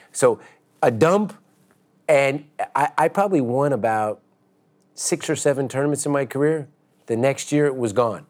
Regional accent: San Francisco, California, United States; San Francisco, even though it wasn't a huge tournament, but it was my hometown tournament

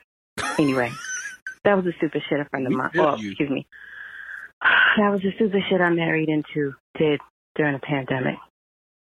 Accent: New York, United States; accent: New York; I'm from New York

